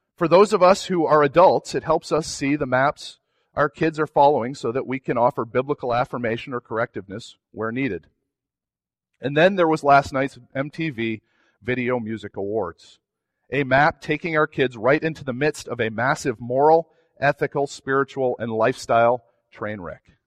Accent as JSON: {"language": "English", "region": "New England", "country": "United States", "said": "I'm from New England"}